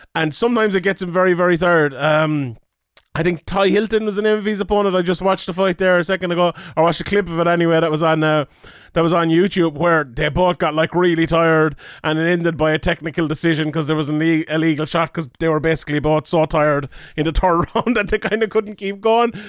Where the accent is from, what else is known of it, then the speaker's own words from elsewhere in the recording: Ireland; as someone Irish here